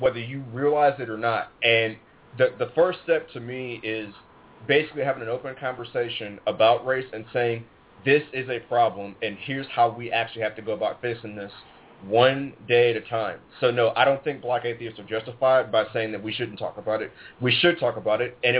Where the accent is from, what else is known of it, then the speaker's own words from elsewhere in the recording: Cleveland, Ohio, United States; I'm from Cleveland, Ohio